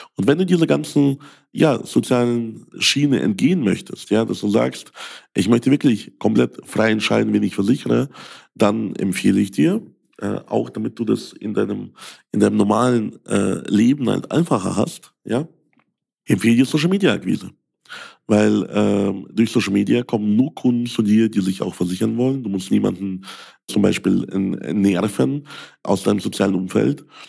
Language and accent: German; Ukraine; German is a second language; now in Germany; Ich bin ja selbst Ausländer. Ich komme aus der Ukraine.